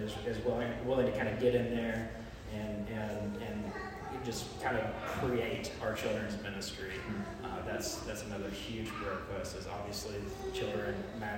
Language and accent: English; Peoria, Illinois, United States; moved away as an adult; now in Springfield, United States; I'm kind of from Peoria area